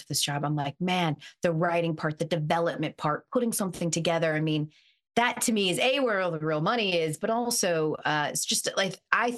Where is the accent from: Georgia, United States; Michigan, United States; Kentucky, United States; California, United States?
Georgia, United States; Atlanta; I'm from Atlanta